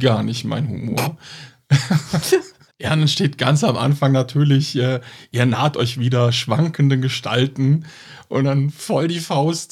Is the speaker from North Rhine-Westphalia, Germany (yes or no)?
yes; Cologne, North Rhine-Westphalia, Germany; wir kommen aus Köln